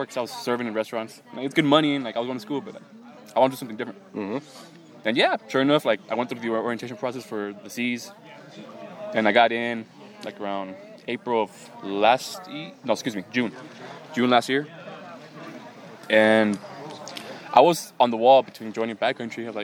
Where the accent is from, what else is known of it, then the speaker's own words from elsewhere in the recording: Mexico; also born or lived in Texas; now in Los Angeles, United States; I grew up originally in like Mexico